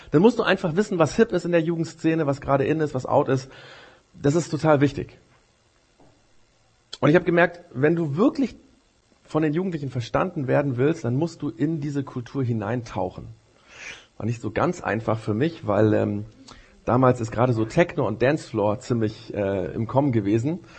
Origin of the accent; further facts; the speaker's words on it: Japan; Das war in Japan, wo ich aufgewachsen bin, so in den Kirchen